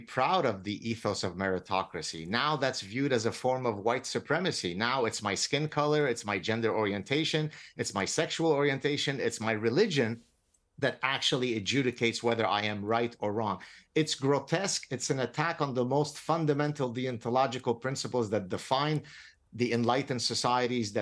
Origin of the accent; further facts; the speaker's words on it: Lebanon; moved away; I come from Lebanon. I escaped execution in Lebanon